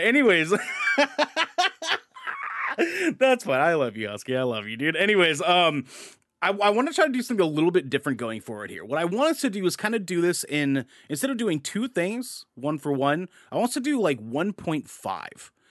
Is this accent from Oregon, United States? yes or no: yes; Portland, Oregon, United States; we're from Portland. We, we live here in Portland